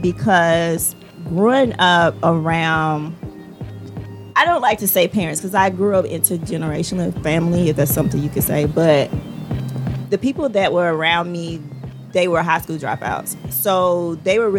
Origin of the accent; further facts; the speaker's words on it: Rockingham, North Carolina, United States; I am originally from North Carolina. I'm from a small town called Rockingham, Richmond County